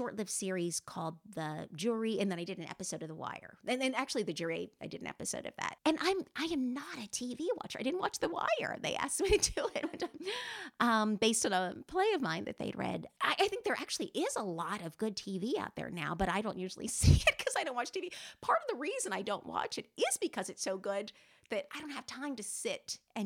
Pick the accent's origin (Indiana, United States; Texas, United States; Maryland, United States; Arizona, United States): Maryland, United States; the Maryland part, by the way, is very much inspired by my hometown where I grew up